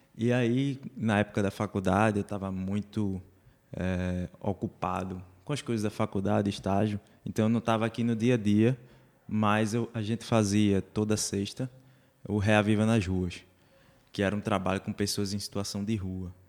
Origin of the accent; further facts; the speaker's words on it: Curado, Pernambuco, Brazil; now in Olinda, Brazil; sou um curadense, como você